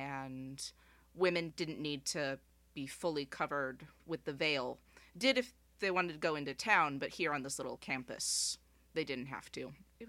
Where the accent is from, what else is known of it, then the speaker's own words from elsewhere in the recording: Tucson, Arizona, United States; also born or lived in Saudi Arabia; the most important place where I grew up is Tucson, Arizona. That's where I consider myself to be from, if I'm from anywhere. But that is not where my story starts. I was born in Saudi Arabia.